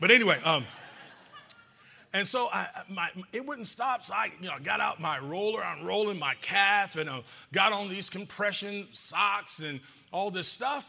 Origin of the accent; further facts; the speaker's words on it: Georgia, United States; I'm from Georgia. I'm from Georgia